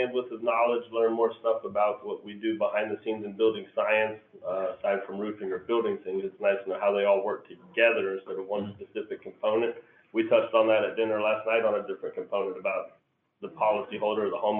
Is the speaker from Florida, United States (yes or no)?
yes; Hollywood, Florida, United States; now in Ocala, United States; I'm from Hollywood, Florida, but I live in Ocala, Florida now.